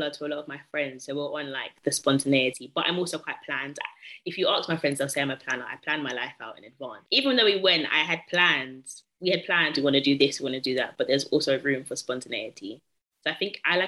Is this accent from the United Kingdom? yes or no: yes; United Kingdom; I'm British too